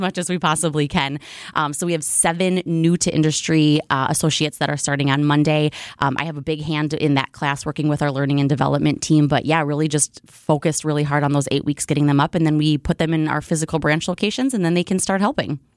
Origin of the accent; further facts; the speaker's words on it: United States; as an American